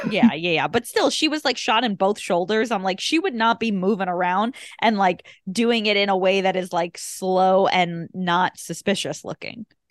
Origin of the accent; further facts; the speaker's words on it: Long Island, New York, United States; we grew up on Long Island